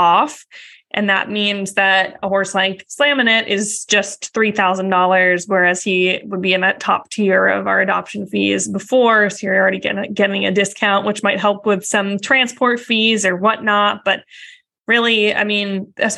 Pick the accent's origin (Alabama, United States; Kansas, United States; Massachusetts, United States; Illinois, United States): Massachusetts, United States; outside of Boston; I grew up outside of Boston